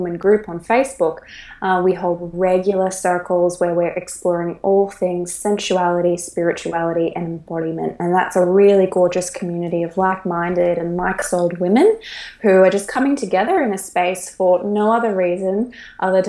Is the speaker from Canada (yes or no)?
no; Australia; moved away; I'm an Australian right now living around the world